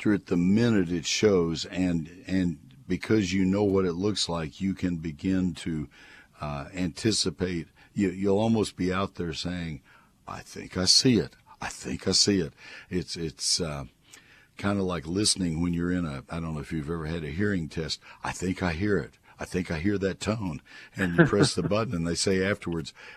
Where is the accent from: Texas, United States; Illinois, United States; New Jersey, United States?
Texas, United States; College Station; I grew up in College Station